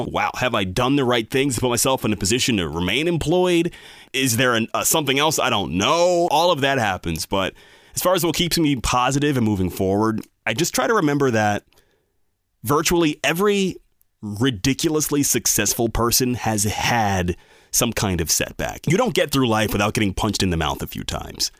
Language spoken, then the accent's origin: English; Bel Air, Maryland, United States; I grew up in Bel Air, Maryland. My family moved here in nineteen ninety-four when I was three years old.